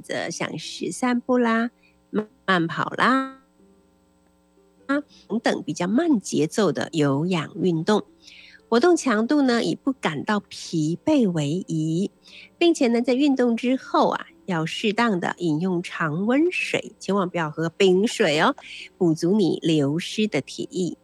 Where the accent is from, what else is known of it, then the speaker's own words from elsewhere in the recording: Taiwan; 对我们台湾人来讲比较亲切的地方